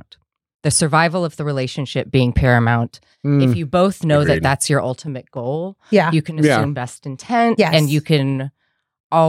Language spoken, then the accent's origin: English; California, United States; moved away; I grew up in California and I don't go back there much